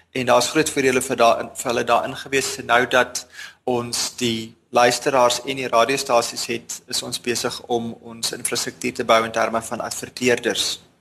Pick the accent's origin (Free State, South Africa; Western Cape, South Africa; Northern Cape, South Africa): Free State, South Africa; Bloemfontein; moved away as an adult; also born or lived in Stellenbosch; now in Cape Town, South Africa; Ek het in Bloemfontein grootgeword, eerste 19 jaar daar spandeer